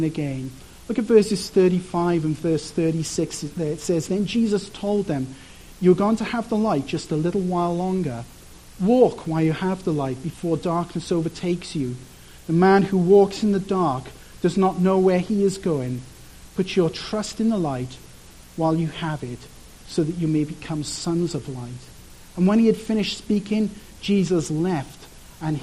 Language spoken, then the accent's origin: English; Wales, United Kingdom; I'm from Wales, and there's like tons of sheep everywhere